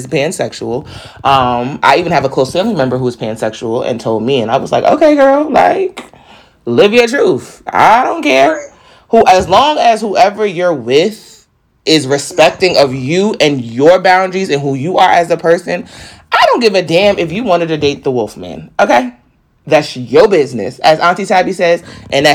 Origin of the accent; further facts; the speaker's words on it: New York, United States; I'm from New York.